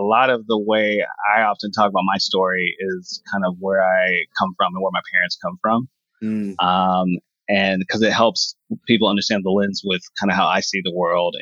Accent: Houston, Texas, United States; moved away as an adult; also born or lived in Galveston, Texas / Los Angeles; now in New York City, United States; I grew up in Houston

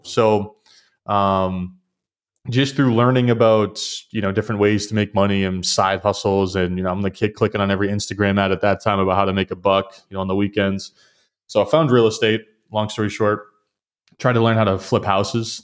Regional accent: southern New Hampshire, United States; I'm from New Hampshire originally, grew up in southern New Hampshire

